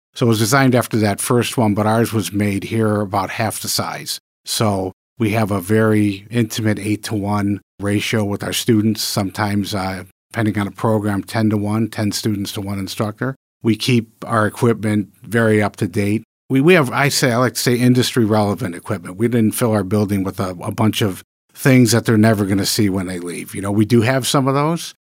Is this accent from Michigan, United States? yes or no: yes; Michigan, United States; moved away as an adult; also born or lived in New York; I'm a Michigan native. I was born and raised in Michigan